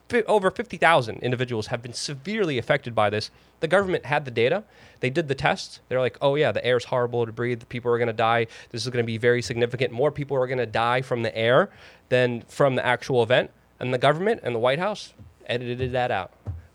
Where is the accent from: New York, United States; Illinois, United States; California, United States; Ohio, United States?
New York, United States; New York City; growing up in New York City